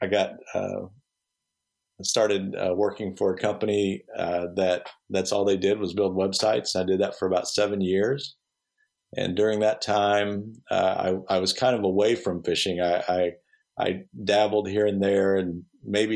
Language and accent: English; Texas County, Missouri, United States; I grew up in Missouri and just south of Rolla in Texas County